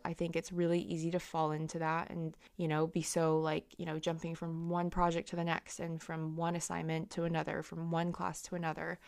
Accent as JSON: {"language": "English", "region": "California", "country": "United States", "tie": "born or raised there", "moved": "as an adult", "lives_now": "London, United Kingdom", "said": "when I was growing up in California"}